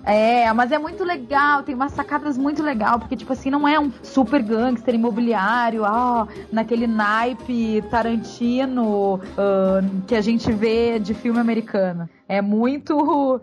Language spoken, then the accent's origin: Portuguese; Porto Alegre, Rio Grande do Sul, Brazil; moved away as an adult; now in São Paulo, Brazil; Sou de Porto Alegre, mas já faz cinco anos que eu moro aqui em São Paulo